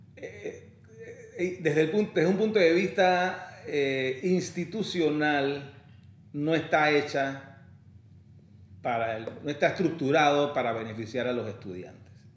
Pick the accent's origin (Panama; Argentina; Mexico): Panama; also born or lived in London, United Kingdom; soy panameño de nacimiento, mitad colonense, mi mamá de Colón